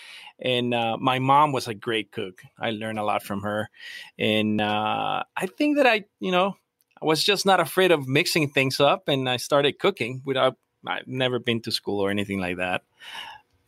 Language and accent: English; Tecate, Baja California, Mexico; moved away as an adult; also born or lived in San Diego, California; now in Jamul, United States; I was born in a small town in Baja that is called Tecate, like the Tecate beer